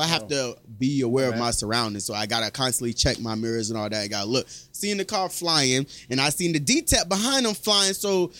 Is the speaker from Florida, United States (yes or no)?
yes; Naples, Florida, United States; You know, I'm from Naples.